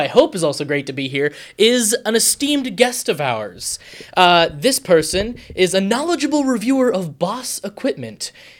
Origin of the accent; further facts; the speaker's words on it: Vermont, United States; We both are from Vermont.